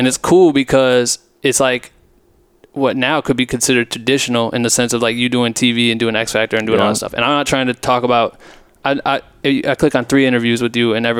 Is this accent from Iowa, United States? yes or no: yes; Iowa, United States; moved away; I'm from Iowa originally.